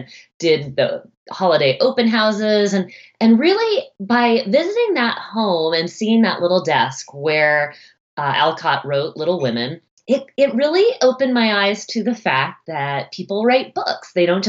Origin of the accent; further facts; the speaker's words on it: Boston, Massachusetts, United States; now in Seattle, United States; I grew up right outside of Boston, Massachusetts.